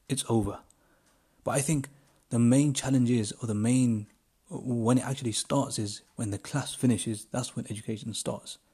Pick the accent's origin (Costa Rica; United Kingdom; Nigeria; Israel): United Kingdom; I'm from the United Kingdom